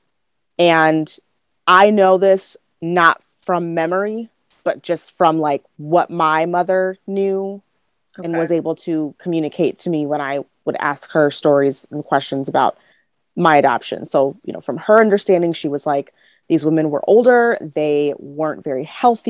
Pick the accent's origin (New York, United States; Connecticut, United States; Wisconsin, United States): New York, United States; New York City; I was born in Bronx, New York